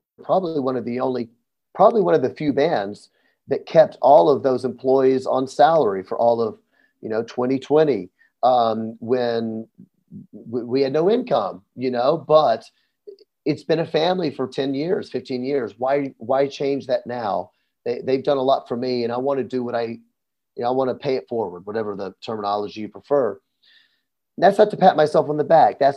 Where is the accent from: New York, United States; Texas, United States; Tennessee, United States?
Tennessee, United States; Memphis; I'm from Memphis, Tennessee